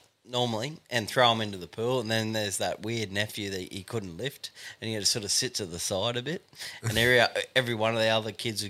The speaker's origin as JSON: {"language": "English", "country": "Australia", "said": "As an Aussie bloke"}